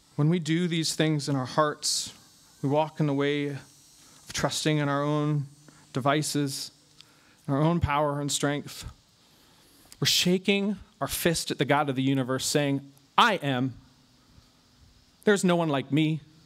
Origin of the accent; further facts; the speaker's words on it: United States; ourselves as American Christians